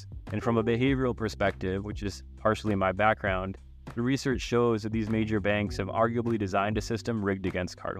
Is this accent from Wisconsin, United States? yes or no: no; Massachusetts, United States; moved away as an adult; also born or lived in Chicago / Boston; now in Michigan, United States; I am originally from the East Coast, Massachusetts. Moved to Michigan in 2018